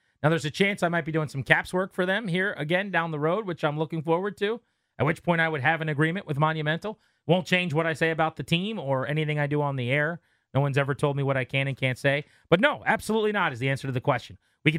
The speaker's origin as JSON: {"language": "English", "region": "Virginia", "country": "United States", "said": "I'm from Virginia."}